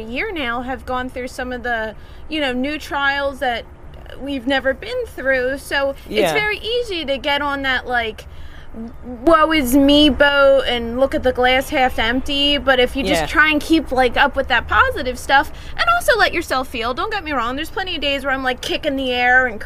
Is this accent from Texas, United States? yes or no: no; Delaware County, Pennsylvania, United States; we grew up here in Delco, so, you know, all our family's still here